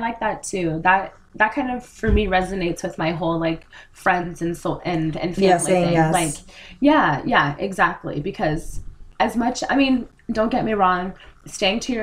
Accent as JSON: {"language": "English", "town": "Seattle", "region": "Washington", "country": "United States", "tie": "born or raised there", "said": "I was born and raised in Seattle"}